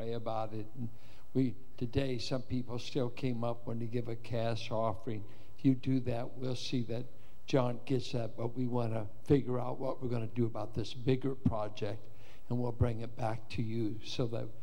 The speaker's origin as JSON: {"language": "English", "country": "United States"}